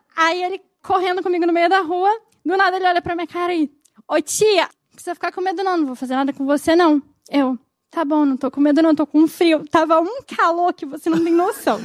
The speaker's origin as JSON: {"language": "Portuguese", "region": "Minas Gerais", "country": "Brazil", "moved": "as an adult", "lives_now": "Rio de Janeiro, Brazil", "said": "não sou do Rio, sou de Minas. E me mudei para o Rio há dois anos"}